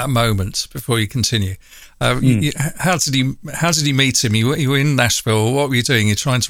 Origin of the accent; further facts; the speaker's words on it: London, United Kingdom; I'm from North London, and that's probably nearly as hard to hide.